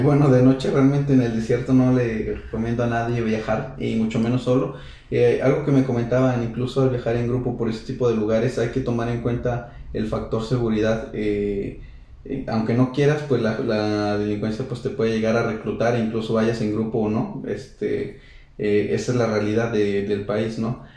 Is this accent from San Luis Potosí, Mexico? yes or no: yes; San Luis Potosí, Mexico